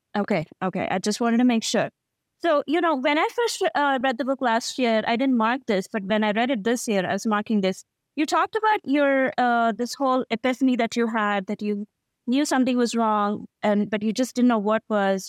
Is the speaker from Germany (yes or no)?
no; India; as an Indian